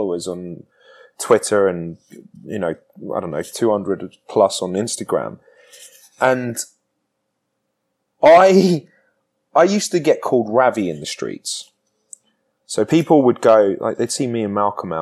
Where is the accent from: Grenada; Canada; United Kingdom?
United Kingdom; moved away as an adult; I grew up in Britain